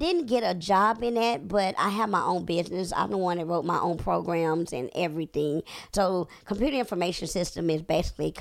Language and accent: English; Corsicana, Texas, United States; moved away as an adult; also born or lived in Dallas, Texas / Irving, Texas; now in Atlanta, United States; I'm from Corsicana